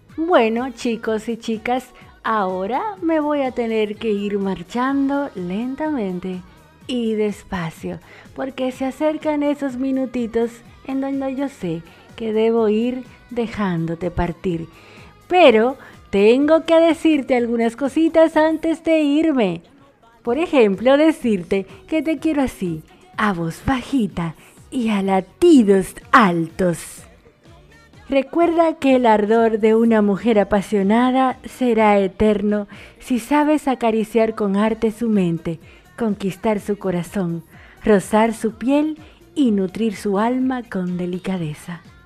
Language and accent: Spanish; Dominican Republic; now in Argentina; una dominicana en Argentina y la dominicana más argentina de la abuelita del mundo